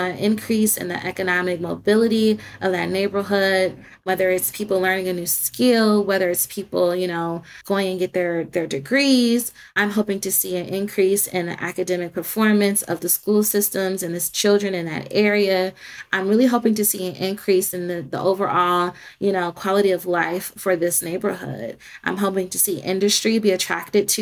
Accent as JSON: {"language": "English", "town": "Detroit", "region": "Michigan", "country": "United States", "tie": "born or raised there", "said": "my hometown"}